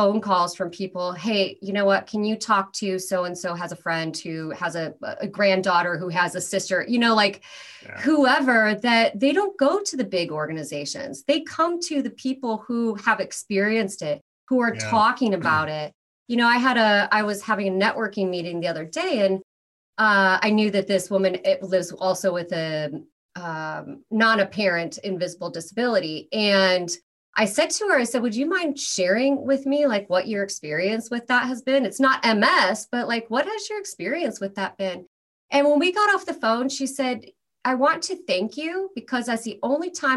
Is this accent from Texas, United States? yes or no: no; Iowa, United States; first language English; moved away as an adult; now in Los Angeles, United States; I'm originally from Iowa